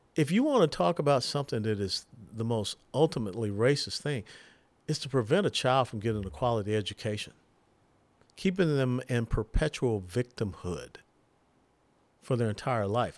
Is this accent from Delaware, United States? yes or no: no; Atlanta, Georgia, United States; my hometown area of Atlanta, Georgia